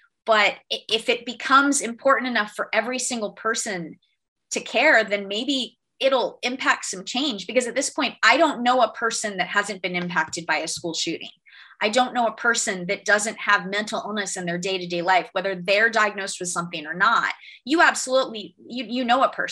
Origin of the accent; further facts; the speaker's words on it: Florida, United States; my home state